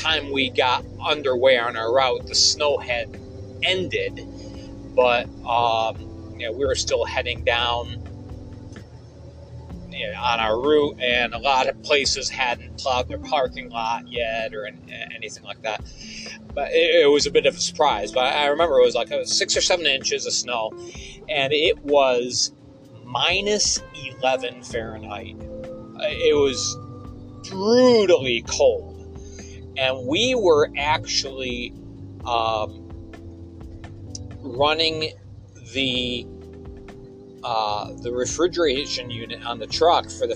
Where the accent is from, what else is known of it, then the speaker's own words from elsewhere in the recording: Endicott, New York, United States; My hometown of Endicott, New York